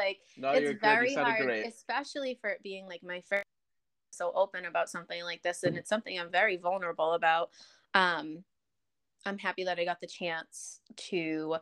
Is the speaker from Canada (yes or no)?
yes; Canada; I'm Canadian